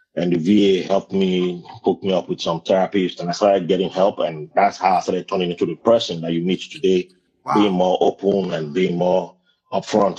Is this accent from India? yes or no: no; Nigeria; now in Brooklyn, United States; someone like me, born in Nigeria, born and raised in Nigeria, who migrated here